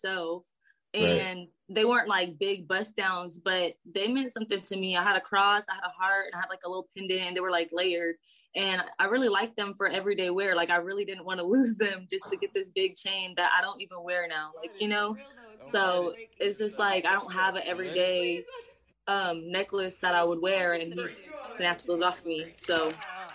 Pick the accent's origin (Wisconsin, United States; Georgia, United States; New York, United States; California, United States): California, United States; San Diego; I am from San Diego.